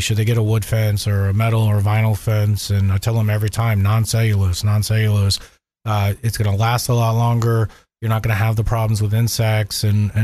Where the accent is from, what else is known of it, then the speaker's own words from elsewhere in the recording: Orlando, Florida, United States; also born or lived in Southeast Georgia; I grew up in Orlando